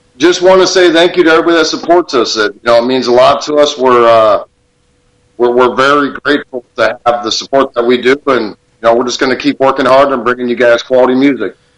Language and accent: English; Tucson, Arizona, United States; born and raised in Tucson